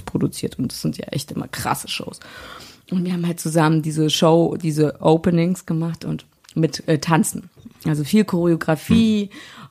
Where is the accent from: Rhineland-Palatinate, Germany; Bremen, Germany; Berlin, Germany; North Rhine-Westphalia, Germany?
Berlin, Germany; Hier in Berlin